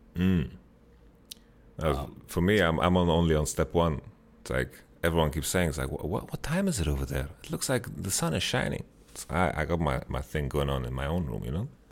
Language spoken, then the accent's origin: English; Sweden; I'm from Sweden